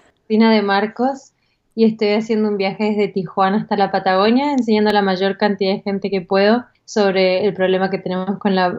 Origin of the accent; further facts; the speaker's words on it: Australia; I was born in Australia, actually. My parents are Argentinian, but they were living here.